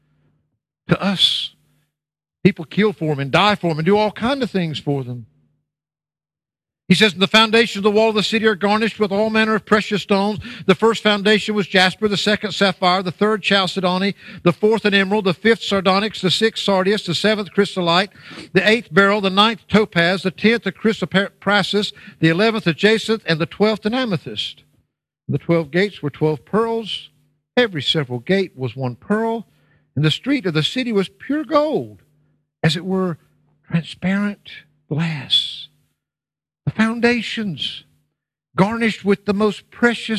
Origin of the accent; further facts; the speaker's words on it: United States; moved away; my home country, the United States of America